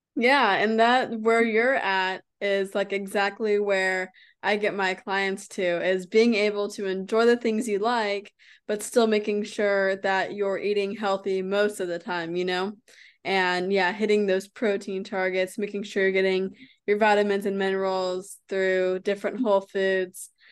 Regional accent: United States; I'm from America.

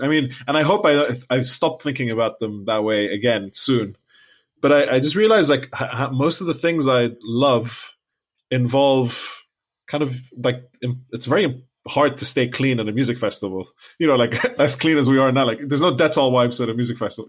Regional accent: Lebanon; now in United Kingdom; we're from Lebanon.

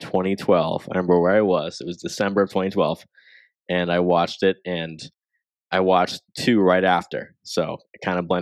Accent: Massachusetts, United States; my home state of Massachusetts

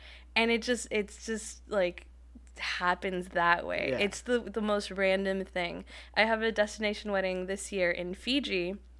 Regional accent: Inland Empire, California, United States; moved away as an adult; also born or lived in Seattle, Washington; now in Portland, United States; I grew up in the Inland Empire.

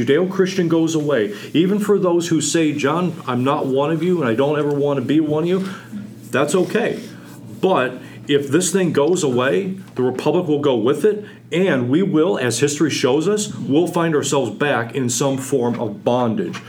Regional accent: United States; I have the good, blessed fortune to have been born here

